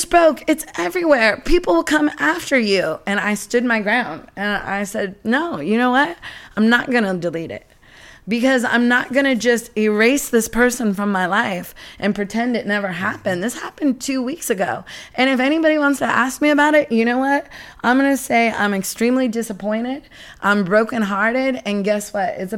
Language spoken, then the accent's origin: English; Seattle, Washington, United States; moved away; growing up in Seattle